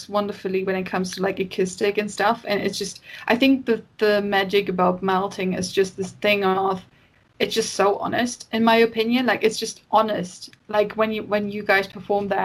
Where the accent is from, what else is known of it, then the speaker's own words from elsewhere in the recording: Hamburg, Germany; now in United Kingdom; I grew up in Hamburg and, like, the seaside